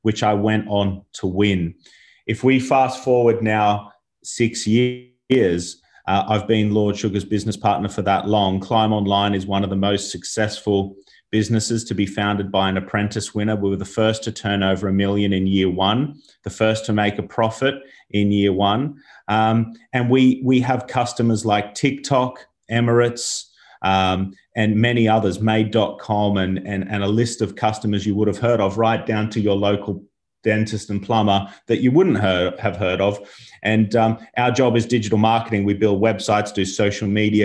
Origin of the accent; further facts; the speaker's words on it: Australia; moved away as an adult; also born or lived in London; now in United Kingdom; as you can tell from my voice here, I'm from Australia